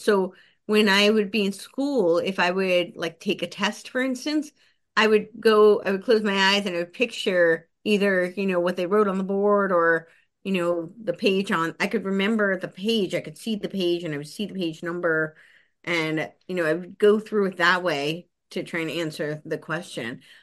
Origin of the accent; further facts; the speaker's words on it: New Jersey, United States; moved away; also born or lived in Los Angeles; I grew up right outside New York City. So it was very close to the George Washington Bridge